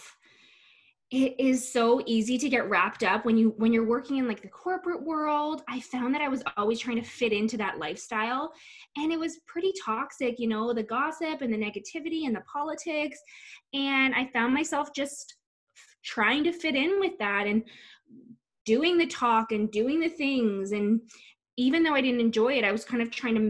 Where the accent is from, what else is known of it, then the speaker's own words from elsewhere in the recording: Whitby, Ontario, Canada; I grew up in Whitby, Ontario, and I am currently living in Whitby, Ontario.